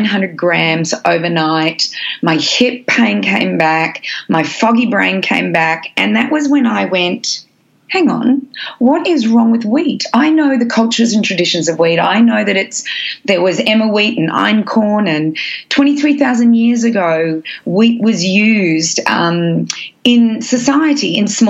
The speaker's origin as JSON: {"language": "English", "country": "Australia", "said": "I'm Australian"}